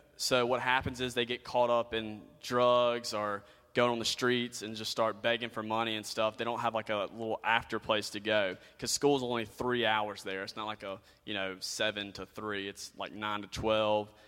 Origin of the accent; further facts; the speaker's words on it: United States; being an American